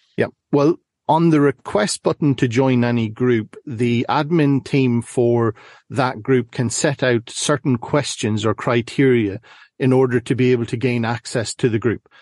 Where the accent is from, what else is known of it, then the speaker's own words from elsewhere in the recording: Ireland; now in Northern Ireland, United Kingdom; currently find myself in Northern Ireland, but I'm originally from the Republic.